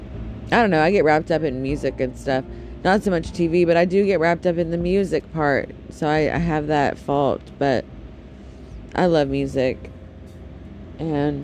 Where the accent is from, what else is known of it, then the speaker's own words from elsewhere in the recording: United States; my home country, my United States of America